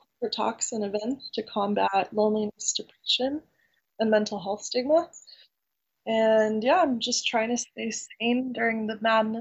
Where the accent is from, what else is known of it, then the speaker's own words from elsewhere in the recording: Ukraine; now in New York City, United States; I was born in Ukraine when it was the Soviet Union right before the collapse. So there's that, but I'm pretty far from there. I live in New York City right now. I'm in the East Village